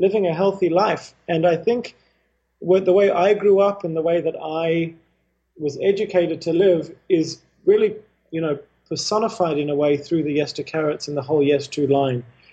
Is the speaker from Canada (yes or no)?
no; Australia; also born or lived in Haifa, Israel / Indonesia / India; At the age of 4, my family moved to Australia